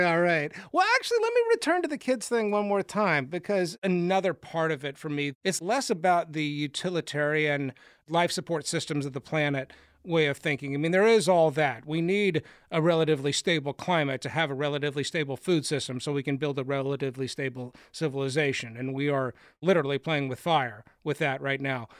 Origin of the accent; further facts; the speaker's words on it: Austin, Texas, United States; I grew up in Austin, Texas